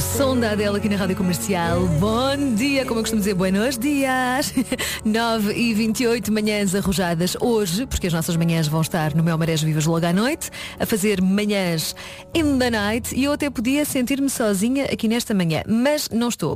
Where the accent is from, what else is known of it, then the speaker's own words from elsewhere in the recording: Montijo, Setúbal, Portugal; a sorte é do Montijo, a minha terra